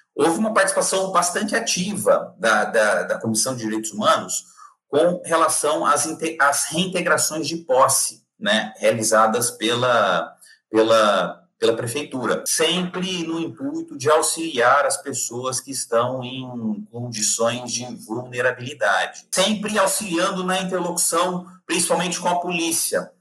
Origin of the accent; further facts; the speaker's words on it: Brazil; como, como brasileiro